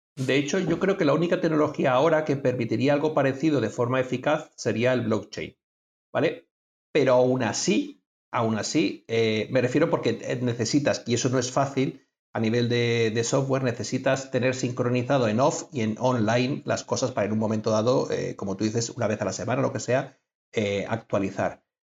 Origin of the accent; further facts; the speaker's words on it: Spain; soy de España